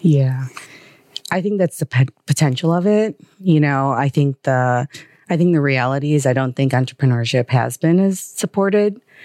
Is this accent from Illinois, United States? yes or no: yes; Chicago, Illinois, United States; also born or lived in Manila, Philippines; moved to Chicago at age two and a half